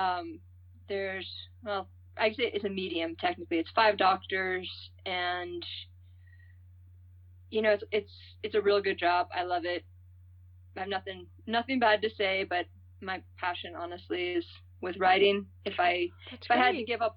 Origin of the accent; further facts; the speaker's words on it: San Francisco, California, United States; moved away as an adult; also born or lived in Santa Cruz; now in Colorado, United States; I was born in the Bay Area, San Francisco area, and my family's been there in on both sides for five generations